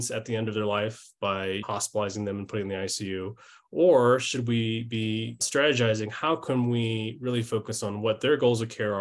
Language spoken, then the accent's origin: English; St. Louis, Missouri, United States; I grew up in St. Louis, Missouri